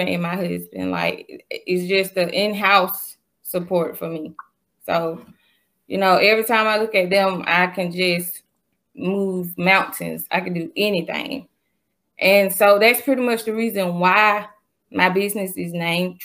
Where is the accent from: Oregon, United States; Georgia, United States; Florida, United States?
Georgia, United States; Macon; Lily Ave, you know, right dead in the middle